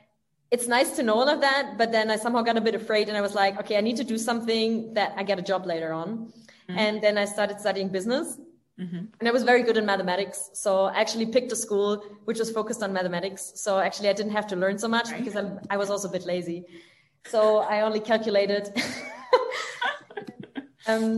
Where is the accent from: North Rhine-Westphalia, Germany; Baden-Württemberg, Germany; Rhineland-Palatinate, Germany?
Baden-Württemberg, Germany; village near Stuttgart; moved away as an adult; also born or lived in France; now in Berlin, Germany; I'm from the south of Germany, like a little village close to Stuttgart. So I'm rather from the countryside.